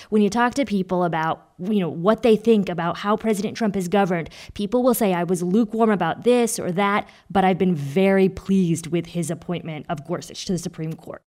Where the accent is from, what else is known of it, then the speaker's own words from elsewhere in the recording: Indiana, United States; now in Massachusetts, United States; my home state, Indiana, and my current state of Massachusetts